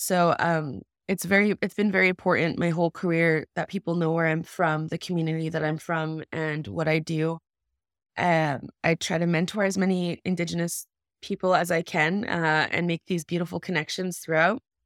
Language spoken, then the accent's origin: English; Kahnawake, Quebec, Canada; also born or lived in United States; I was born in the States, but I was raised in Ganawage, which is a Mohawk reserve just outside of Montreal.